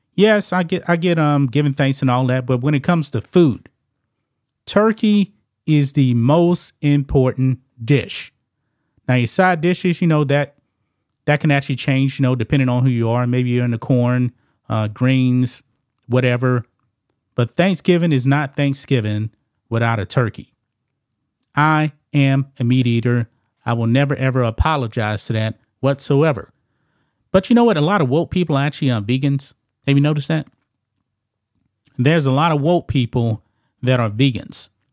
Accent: the South, United States; I'm from the South, man. In Louisiana, whole bunch of people actually eat, uh, frog legs.

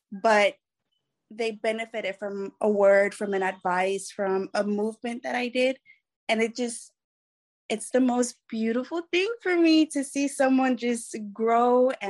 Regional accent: Mexico; I consider myself Mexican. Um, my father is a uh, Colombian, but I just consider myself Mexican as my mother raised me as a single mother before she remarried.

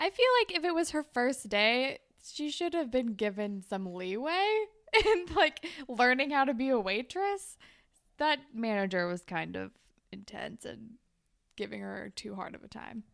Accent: California, United States; moved away; I didn't even live by the beach, even though I was from California

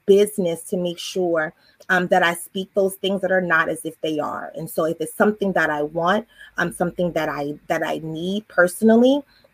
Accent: Baltimore, Maryland, United States; moved away as an adult; now in Virginia Beach, United States; I'm originally from Baltimore, Maryland. I've been here in Virginia

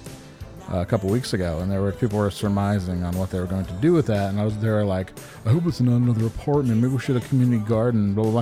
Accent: Glens Falls, New York, United States; Where I grew up in Glens Falls, New York

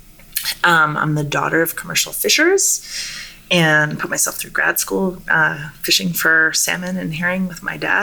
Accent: Alert Bay, British Columbia, Canada; I was born in Namgus Territory in Alert Bay, British Columbia, which is a little tiny island off the northeast coast of Vancouver Island

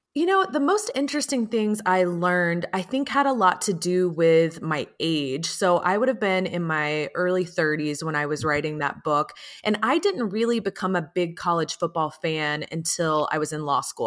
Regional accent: Atlanta, Georgia, United States; I grew up in Atlanta

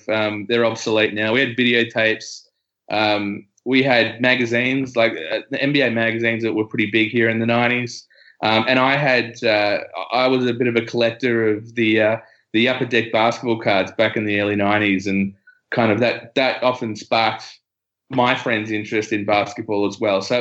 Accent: Australia; as an Australian

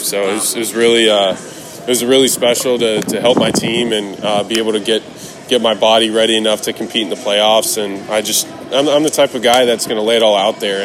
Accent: Tampa, Florida, United States; I was really lucky to grow up uh, and watch those, uh, those uh, kind of iconic, I mean, iconic football players in Tampa

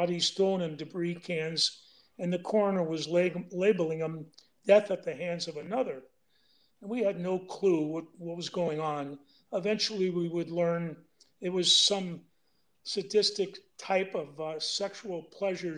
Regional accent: San Francisco, California, United States; I was born and raised in San Francisco

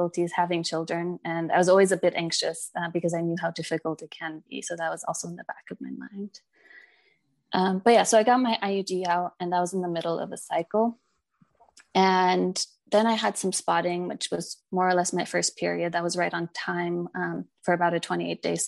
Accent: United States; also born or lived in England; now in Germany; I'm originally from the States

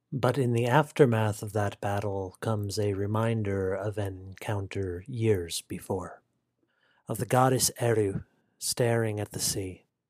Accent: United States; as an American of Irish descent

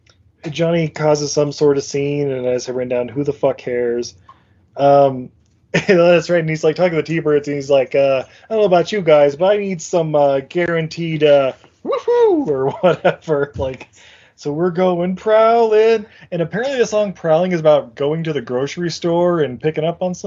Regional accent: United Kingdom; You know, because I'm British and whatnot, I guess.

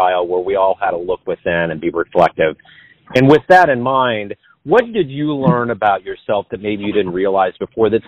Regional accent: Kansas City, Missouri, United States; I've been in Kansas City my whole life

